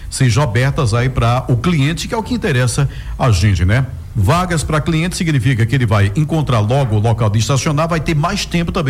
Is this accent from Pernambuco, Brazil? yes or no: yes; Recife, Pernambuco, Brazil; Eu é, sou do Recife, se Deus quiser, irei neste final de semana.